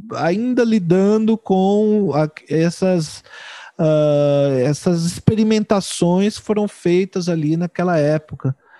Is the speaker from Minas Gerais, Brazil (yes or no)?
no; São Paulo, Brazil; now in Porto Alegre, Brazil; eu sou de São Paulo e eu, eu, moro em Porto Alegre.